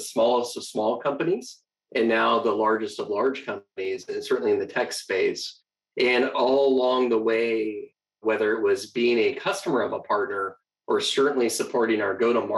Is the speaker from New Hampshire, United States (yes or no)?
no; Phoenix, Arizona, United States; moved away as an adult; also born or lived in Seattle; I was born and raised in Phoenix, Arizona.